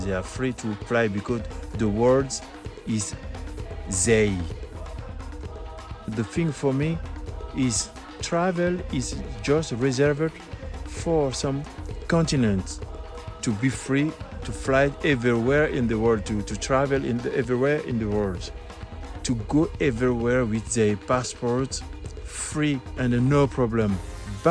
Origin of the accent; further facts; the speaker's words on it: Guinea; from Guinea-Conakry, West Africa